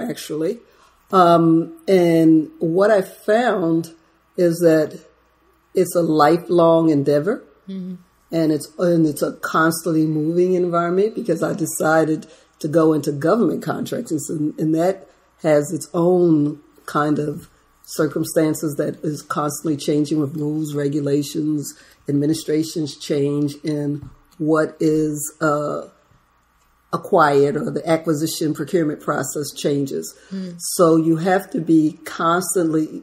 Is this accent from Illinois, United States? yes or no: no; Baltimore, Maryland, United States; also born or lived in Ripon, Wisconsin; I'm just a city girl from Baltimore. Grew up in Baltimore